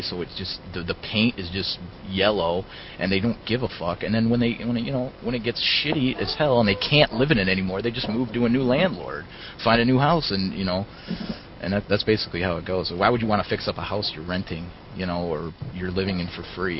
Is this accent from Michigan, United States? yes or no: yes; Detroit, Michigan, United States; growing up around Detroit